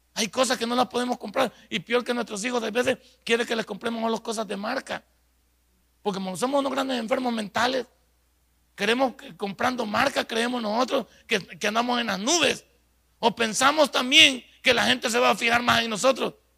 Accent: El Salvador

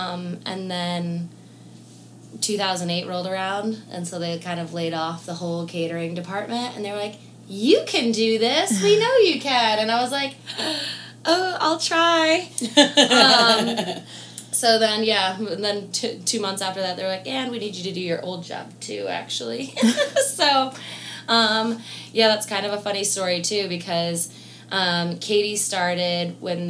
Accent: Albany, New York, United States; also born or lived in Florida; now in Nashville, United States; I'm originally from Albany, New York

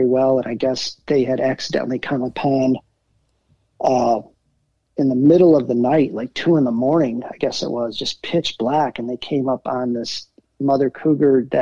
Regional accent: Traverse City, Michigan, United States; also born or lived in Detroit / Elk Rapids; I ended up growing up in Traverse City

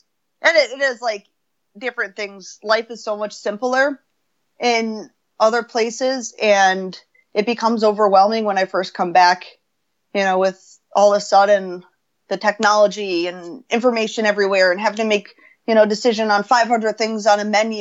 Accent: United States; I'm American

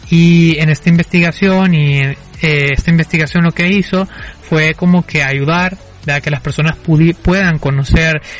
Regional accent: El Salvador; de algo que es una identidad que todos tenemos porque lo compartimos como salvadoreños y que tenemos que conocer porque es parte de nuestra historia

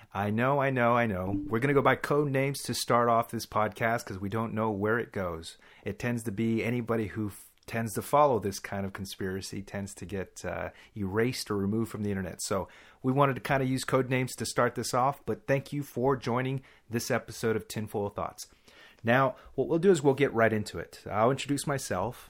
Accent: Texas, United States; also born or lived in Dallas; we're from Texas. We'll give that much information, at least. So I lived in Dallas for a little while

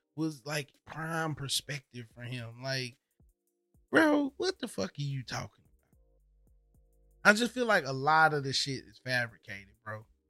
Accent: the South, United States; moved away; I grew up in the South

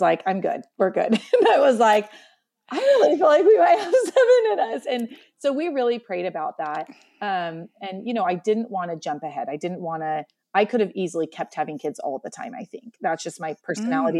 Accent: Columbia Gorge, Oregon, United States; also born or lived in central Washington; now in Washington, United States; In Oregon, I was born and raised, um, along the Columbia River in what we call the Columbia Gorge

